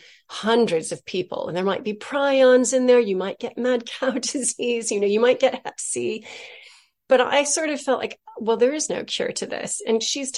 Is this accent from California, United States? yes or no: yes; Southern California, United States; I'm from California, from Southern California